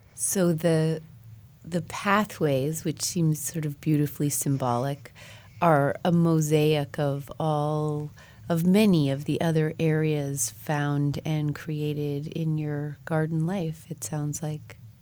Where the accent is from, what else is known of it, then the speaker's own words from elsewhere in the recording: Colorado, United States; moved away; I was born and raised in Colorado